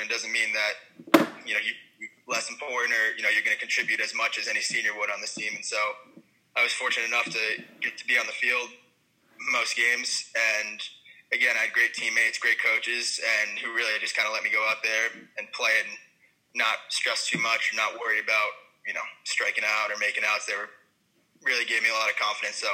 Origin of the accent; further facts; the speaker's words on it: New Jersey, United States; I'm in New Jersey. I grew up in New Jersey